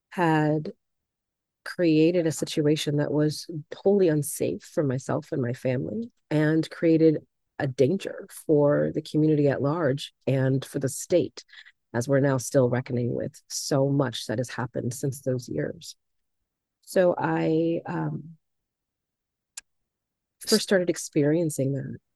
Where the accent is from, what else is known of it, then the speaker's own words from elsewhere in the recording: Chicago, Illinois, United States; moved away as an adult; also born or lived in Bennington, Vermont; now in Vermont, United States; I am originally born and raised in Chicago, Illinois, and I moved out here um, sometime in the late 2000s, early 2008, 2009, came to visit Vermont and fell in love with Vermont